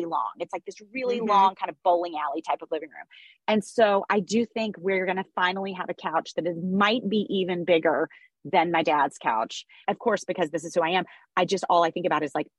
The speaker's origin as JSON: {"language": "English", "town": "Memphis", "region": "Tennessee", "country": "United States", "tie": "born or raised there", "moved": "yes", "lives_now": "New York, United States", "said": "Memphis, Tennessee, which is my hometown"}